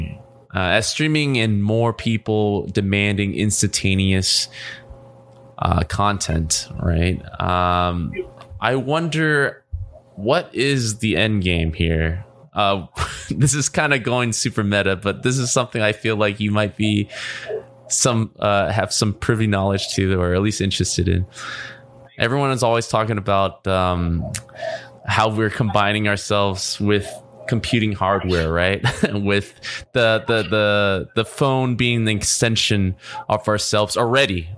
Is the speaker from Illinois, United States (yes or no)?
no; Orange County, California, United States; also born or lived in San Francisco / Los Angeles; I grew up in Orange County